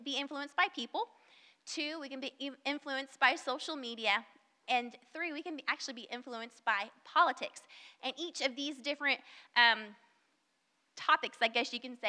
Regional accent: the South, United States; accent: southern; I have probably somewhat of a southern accent. I can't really hear my southern accent, but I know I have it

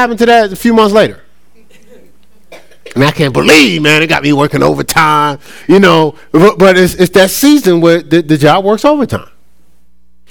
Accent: Newark, New Jersey, United States; growing up in my hometown in Newark

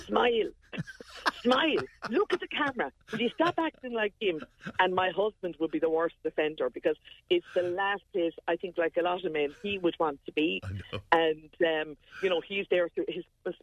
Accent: Bursley, Tipperary, Ireland; over in Bursley, my hometown

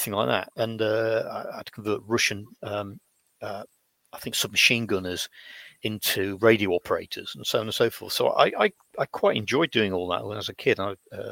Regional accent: United Kingdom; growing up in Britain in the 1960s

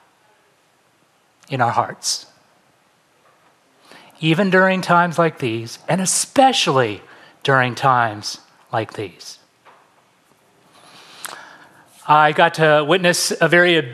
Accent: San Francisco Bay Area, California, United States; moved away as an adult; also born or lived in Pasadena / West Los Angeles; now in Los Angeles, United States; I'm originally from the San Francisco Bay Area. I moved down to LA to go to UCLA

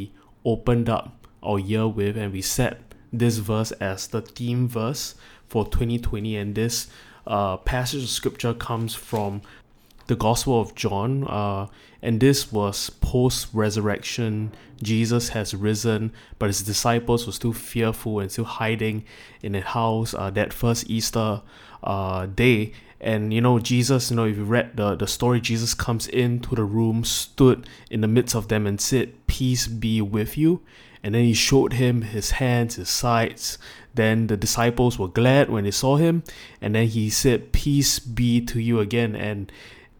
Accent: Singapore; as a Singaporean

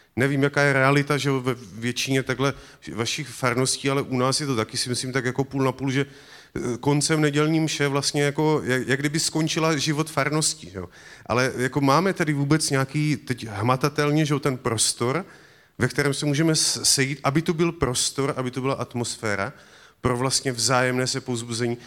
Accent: Moravia, Czechia; U nás na Moravě

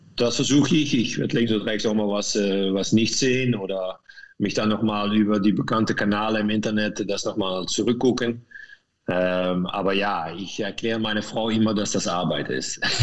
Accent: Meerssen, Limburg, Netherlands; German is a second language; moved away as an adult; now in Lanaken, Belgium; Ich komme aus Meersen. Mhm. Das liegt östlich von Maastricht und ich wohne jetzt an Lanaken

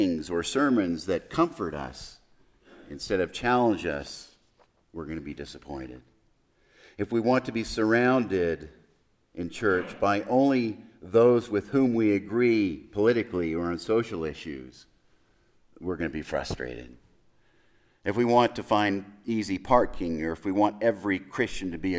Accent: El Paso, Texas, United States; I was born in El Paso

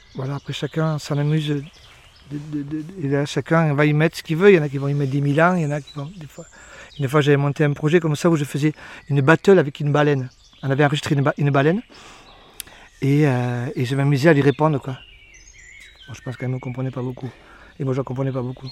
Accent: Béarn, Nouvelle-Aquitaine, France; dans ma langue de chez moi, dans le Béarnais

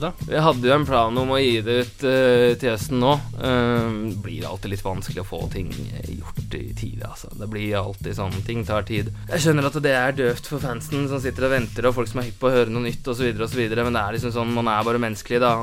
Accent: Drøbak, Akershus, Norway; jeg kommer fra Drøbak

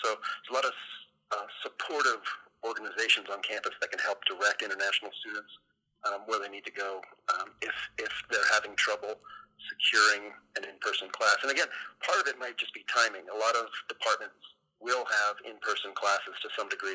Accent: United States; as an American

